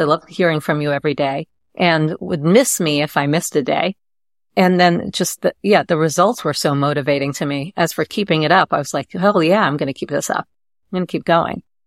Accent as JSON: {"language": "English", "region": "New York", "country": "United States", "tie": "born or raised there", "said": "growing up in New York"}